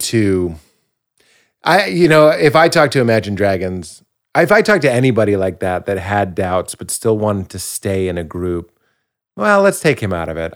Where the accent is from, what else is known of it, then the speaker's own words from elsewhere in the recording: Boston, Massachusetts, United States; I'm from Boston, and it's an area that has a lot of identity.